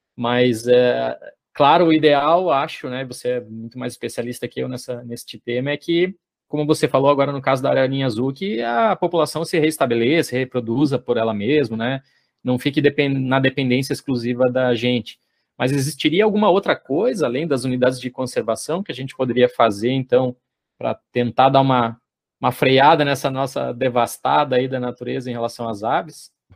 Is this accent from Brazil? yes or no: yes; Paraná, Brazil; moved away; eu sou paranaense de, de nascimento